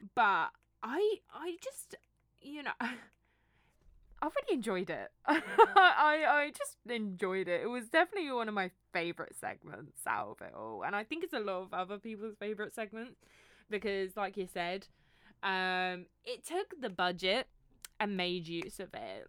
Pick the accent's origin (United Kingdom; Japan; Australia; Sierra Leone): United Kingdom; I'm British